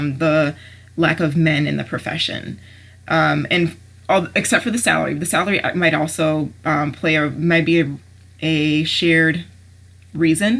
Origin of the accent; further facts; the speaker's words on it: Maryland, United States; moved away as an adult; now in Ohio, United States; I'm from Maryland